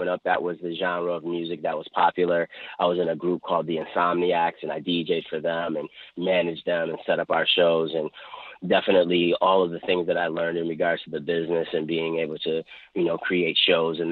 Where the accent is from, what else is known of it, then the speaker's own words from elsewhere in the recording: Buffalo, New York, United States; Grew up on the west side of Buffalo on Norwood Avenue